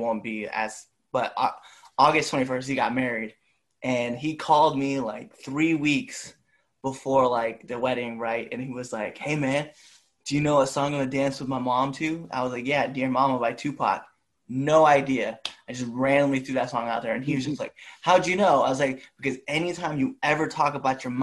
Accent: Nebraska, United States; I'm from Nebraska

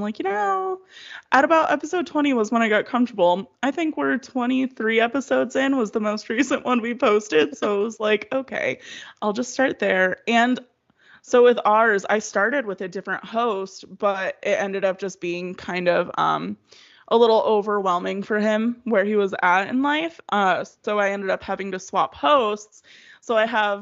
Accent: Waterford, Michigan, United States; now in Arizona, United States; I was from Waterford

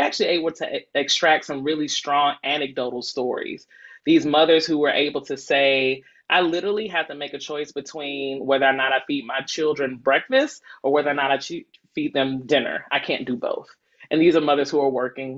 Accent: Decatur, Georgia, United States; I'm born and raised in Decatur

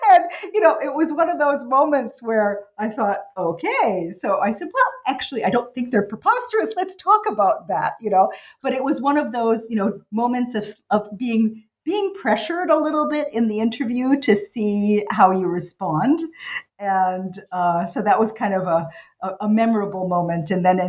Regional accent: New York City, New York, United States; also born or lived in New Jersey / Virginia; So I'm the American kid, you know, born in New York City. I grew up there and in New Jersey and then ultimately Virginia, product of public schools throughout that time

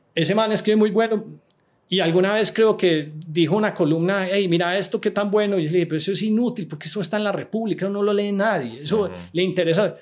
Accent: Medellín, Antioquia, Colombia; moved away as an adult; also born or lived in San Francisco / Miami; yo soy de Medellín, a mí me gusta Medellín

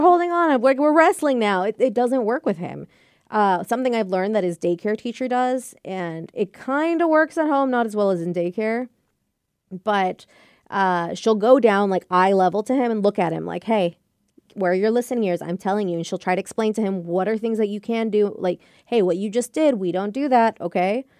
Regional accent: United States; I was born and raised here by Mexican parents

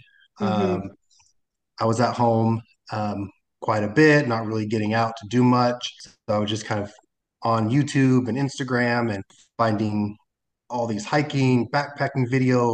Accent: the Northwest, Portland, Seattle area, Pacific Northwest, United States; moved away as an adult; also born or lived in Arizona / Utah; I grew up in the Northwest, Portland, Seattle area

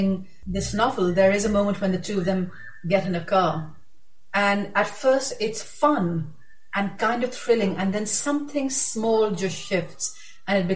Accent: Pakistan; I'm a Pakistani.

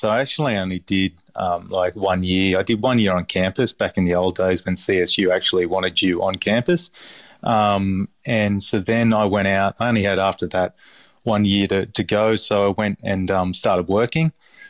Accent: Balgownie, New South Wales, Australia; So I grew up around Balgowney sort of way.

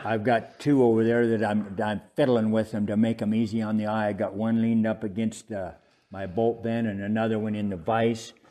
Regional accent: Steamboat Springs, Colorado, United States; moved away; I was born in Steamboat Springs, and that's right at the base of the Continental Divide.

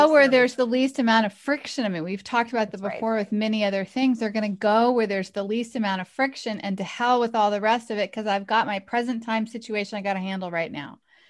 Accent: the South, United States; I grew up in the South, but we never talked about boiled frogs.

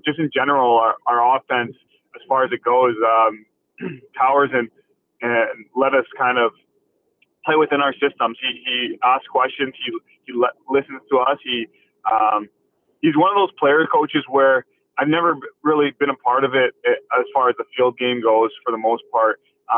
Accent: Canada; us being all Canadian

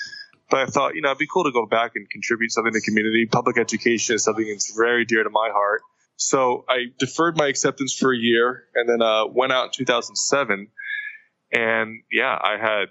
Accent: West Caldwell, New Jersey, United States; now in Hawaii, United States; I grew up in a town called West Caldwell

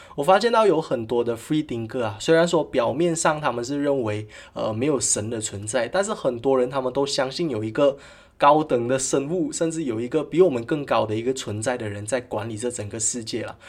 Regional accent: Malaysia; 在我们国家哦，马来西亚

